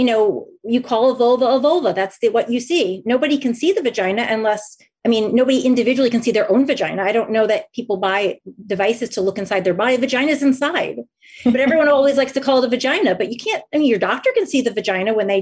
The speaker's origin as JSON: {"language": "English", "region": "New Jersey", "country": "United States", "tie": "born or raised there", "said": "I grew up in New Jersey"}